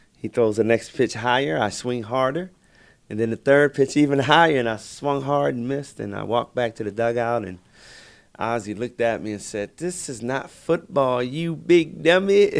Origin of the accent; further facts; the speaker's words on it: Baltimore, Maryland, United States; I grew up in Baltimore